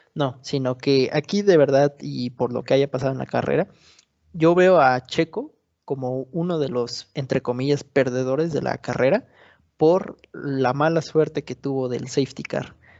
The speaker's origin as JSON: {"language": "Spanish", "country": "Mexico", "said": "siendo mexicano"}